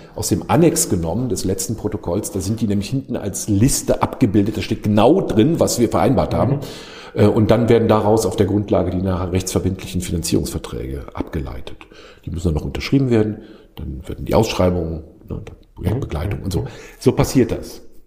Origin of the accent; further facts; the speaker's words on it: Rhineland, Germany; now in India; als Rheinländer in Deutschland